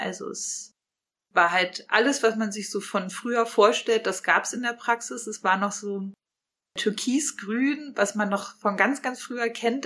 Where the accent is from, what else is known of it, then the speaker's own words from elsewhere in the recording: Potsdam, Brandenburg, Germany; wir kommen alle aus Potsdam